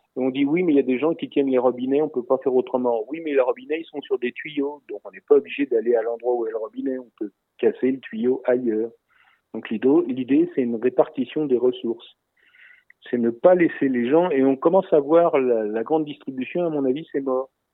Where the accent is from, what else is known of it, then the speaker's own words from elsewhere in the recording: France; je parle moi en tant que Français en France